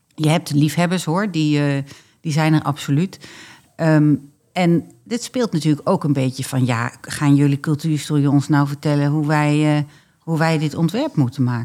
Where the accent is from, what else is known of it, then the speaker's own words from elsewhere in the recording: Drenthe, Netherlands; also born or lived in Groningen, Netherlands (born); Mag ik als Drent wel zeggen